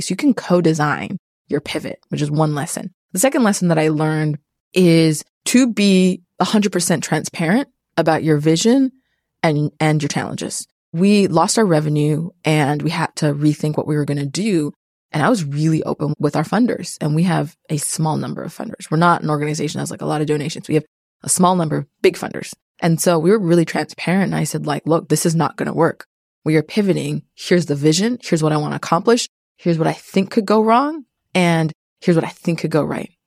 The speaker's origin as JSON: {"language": "English", "country": "Canada", "moved": "yes", "said": "I'm also Canadian"}